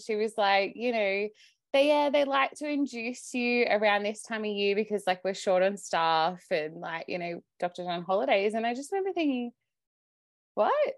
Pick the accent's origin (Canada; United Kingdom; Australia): Australia; Sydney, New South Wales; I'm Australian, I live, I grew up in Sydney